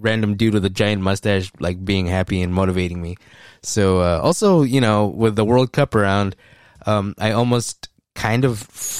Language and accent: English; United States; I was born in America.